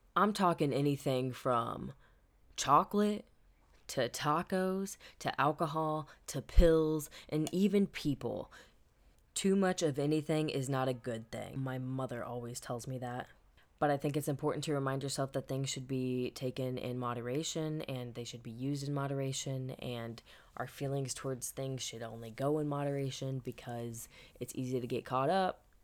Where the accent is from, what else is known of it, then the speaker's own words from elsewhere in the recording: Midwest, United States; now in California, United States; growing up in the Midwest